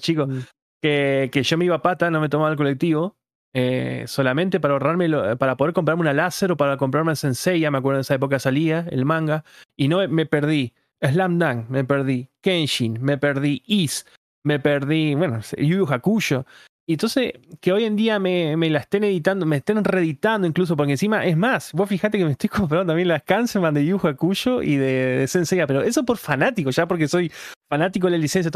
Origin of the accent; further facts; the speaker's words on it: Paraná, Entre Ríos, Argentina; yo soy de Entre capital que es la de Paraná